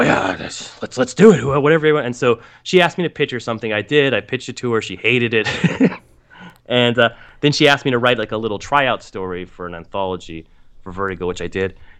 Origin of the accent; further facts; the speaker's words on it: United States; I'm an American male